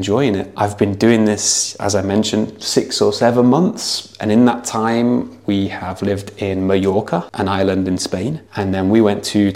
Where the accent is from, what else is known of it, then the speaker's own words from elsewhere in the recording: Nottingham, East Midlands, United Kingdom; moved away as an adult; also born or lived in China; I'm an English teacher from Nottingham in the UK.